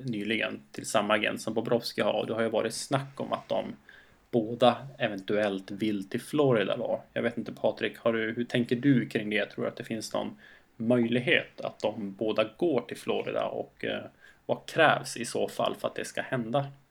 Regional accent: Skellefteå, Västerbotten County, Sweden; när jag var ung grabb i Skellefteå

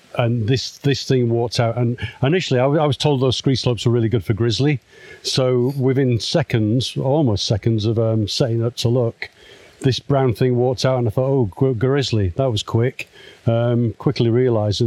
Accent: Manchester, North West England, United Kingdom; now in near London, United Kingdom

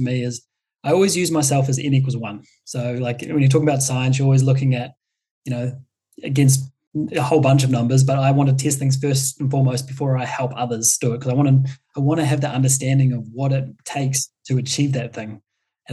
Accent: New Zealand; a classic Kiwi that I am

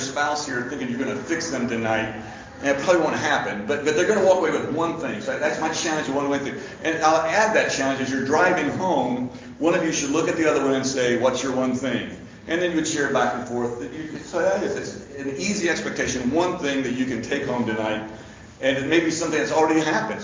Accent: Lexington, Kentucky, United States; moved away as an adult; now in Louisville, United States; I'm from Lexington. I went to James Lane Allen and Beaumont and Lafayette and graduated from UK and worked at UK.

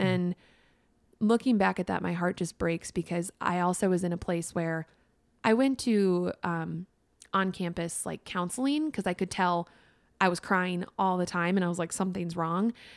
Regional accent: Minnesota, United States; moved away; also born or lived in Wisconsin; I'm from Minnesota

